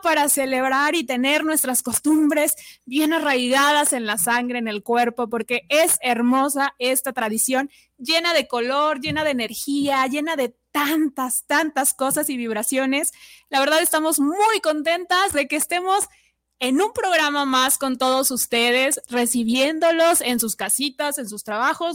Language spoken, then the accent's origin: Spanish; Mexico; nuestra tradición aquí en México